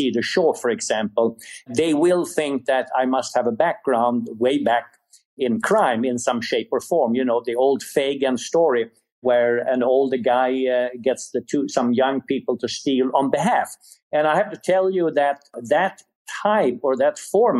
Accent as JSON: {"language": "English", "country": "Sweden", "tie": "born or raised there", "second_language": "English", "moved": "yes", "said": "You hear an accent, and the reason for that is I was born in Sweden."}